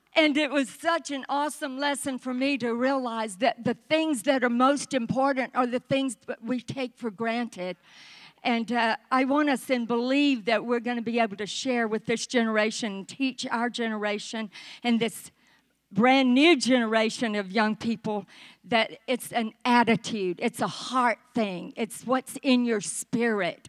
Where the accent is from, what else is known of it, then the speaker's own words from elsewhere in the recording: the South, United States; accent: southern; my southern accent